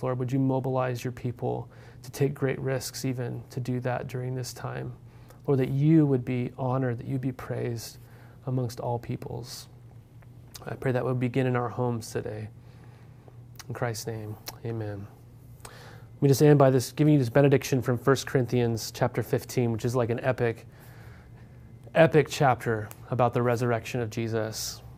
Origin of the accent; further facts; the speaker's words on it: Montana, United States; moved away; also born or lived in Corvallis, Oregon; Growing up in Montana, we didn't have any D one schools